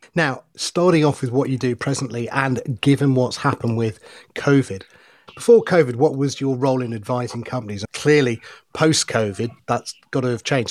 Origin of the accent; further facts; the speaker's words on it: Loughborough, East Midlands, United Kingdom; also born or lived in India; I was the only Indian kid of a, a school of a thousand white kids at Loughborough Grammar School